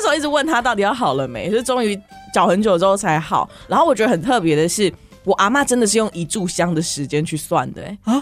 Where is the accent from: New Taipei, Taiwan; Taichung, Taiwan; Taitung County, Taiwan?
Taitung County, Taiwan; moved away; 我的老家是在台东